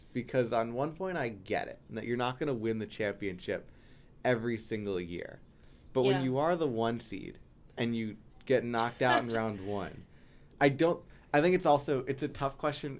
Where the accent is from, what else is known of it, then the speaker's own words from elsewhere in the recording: New York, United States; as a New Yorker